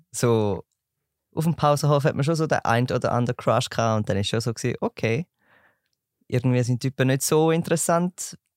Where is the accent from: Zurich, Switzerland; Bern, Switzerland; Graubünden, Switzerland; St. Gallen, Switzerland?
St. Gallen, Switzerland; bin 19, komme aus St. Gallen